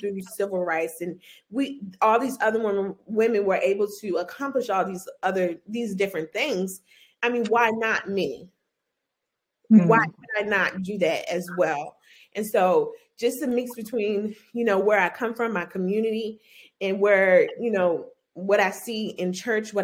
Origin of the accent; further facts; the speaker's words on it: Orangeburg, South Carolina, United States; I'm from Orangeburg, South Carolina, from the blackity blackest town in South Carolina.